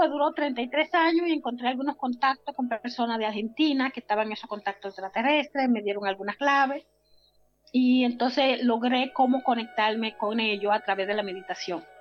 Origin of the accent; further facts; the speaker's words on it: San Juan de la Maguana, San Juan, Dominican Republic; moved away; Estaba yo en mi provincia natal de San Juan de la Maguana, República Dominicana.